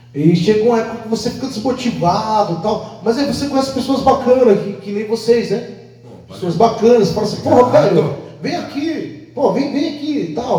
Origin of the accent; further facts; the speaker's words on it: São Paulo, Brazil; also born or lived in Northeast Brazil; Nasci no Nordeste, fui criado em São Paulo